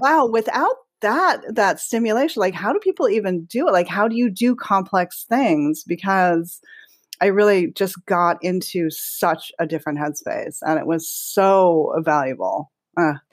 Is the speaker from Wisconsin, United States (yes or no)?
no; Hawaii, United States; now in Los Angeles, United States; growing up in Hawaii as a lot of inspiration for me